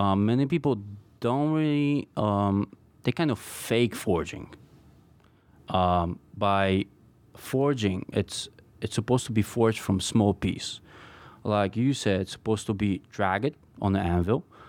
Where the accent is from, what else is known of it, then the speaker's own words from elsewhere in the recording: Poland; moved away as an adult; also born or lived in Brooklyn; now in New York City, United States; I was born and, uh, grew up in Poland, and I came here when I was nineteen by myself.